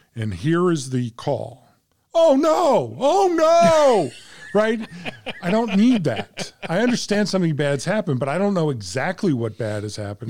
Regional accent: Central Illinois, United States; I was born in Central Illinois.

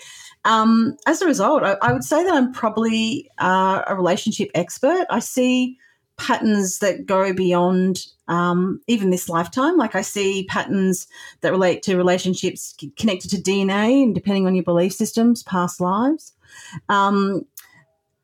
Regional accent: Australia; I am Australian

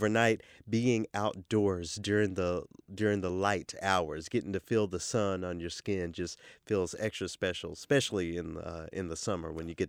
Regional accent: the South, United States; now in Minnesota, United States; I grew up in the South, so I don't mind feeling a little warm.

